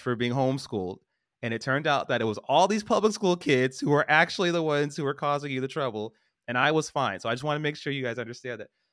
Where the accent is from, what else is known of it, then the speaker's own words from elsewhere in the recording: Stockton, California, United States; I grew up in Stockton.